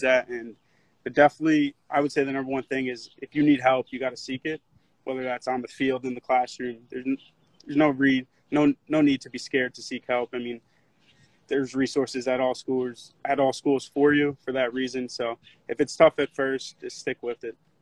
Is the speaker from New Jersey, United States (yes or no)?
yes; Wayne, New Jersey, United States; moved away; from Wayne, New Jersey, and I'm a sophomore pitcher on the Notre Dame baseball team